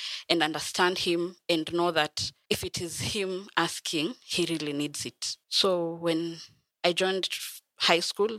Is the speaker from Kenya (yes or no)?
yes; Bungoma, Bungoma County, Kenya; also born or lived in Kakamega; I was born in Kakamega, but I was raised in Bungoma